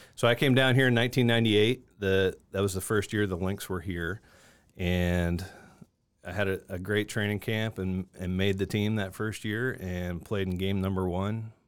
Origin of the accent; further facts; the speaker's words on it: Niagara Falls, Ontario, Canada; moved away as an adult; now in Augusta, United States; I grew up in Niagara Falls, Ontario